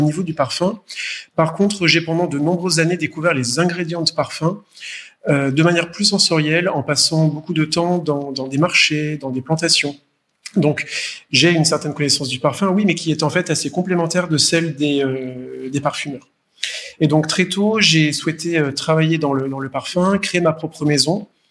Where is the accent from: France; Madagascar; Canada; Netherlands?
France; moved away as an adult; also born or lived in Paris / Poitou / Provence / Asia; je suis français, né à, Paris, alors venant d'une famille qui, est a de très très vieilles origines italiennes, euh, mais j'ai passé toute mon enfance en France entre le Poitou et la Provence.